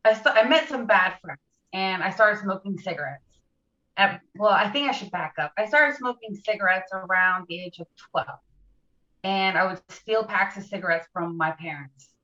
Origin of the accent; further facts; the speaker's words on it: Charleston, South Carolina, United States; also born or lived in Mount Pleasant, South Carolina; I'm from Charleston, South Carolina. I live in Mount Pleasant